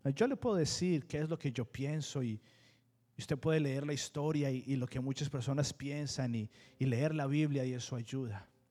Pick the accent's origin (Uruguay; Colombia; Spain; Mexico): Colombia; now in United States; yo fui criado, no fui criado en Estados Unidos, fui criado en Colombia